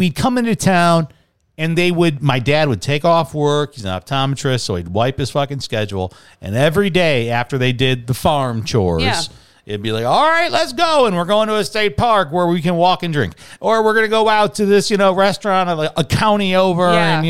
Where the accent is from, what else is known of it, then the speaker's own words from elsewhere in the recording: Chicago, Illinois, United States; I grew up in Chicago. A lot of strong union ties there